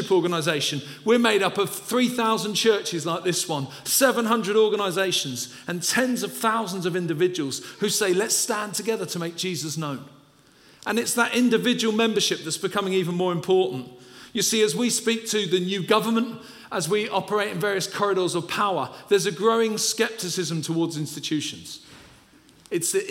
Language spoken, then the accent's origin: English; London, United Kingdom; I'm originally from Peckham in South London